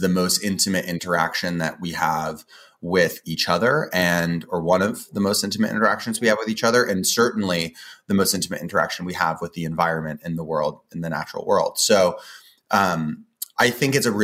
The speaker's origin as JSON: {"language": "English", "town": "Boulder", "region": "Colorado", "country": "United States", "tie": "born or raised there", "also_born_or_lived": "Portland / Indonesia / Australia / New Zealand", "said": "I grew up in Boulder, Colorado. I was, however, born in Portland"}